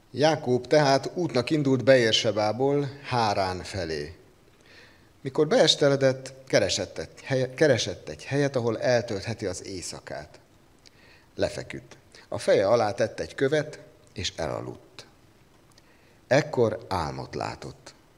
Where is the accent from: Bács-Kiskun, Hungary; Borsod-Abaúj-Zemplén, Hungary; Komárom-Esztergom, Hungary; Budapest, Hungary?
Bács-Kiskun, Hungary; Kecskemét; Ahogy én fölnőttem Kecskeméten